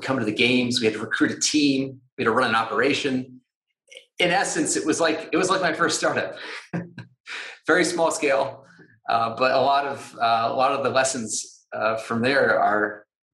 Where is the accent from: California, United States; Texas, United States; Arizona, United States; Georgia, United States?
Georgia, United States; moved away as an adult; also born or lived in San Francisco; I grew up in Georgia in the southern part of the United States